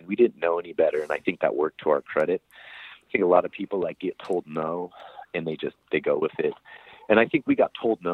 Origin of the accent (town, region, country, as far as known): United States; also born or lived in Southern California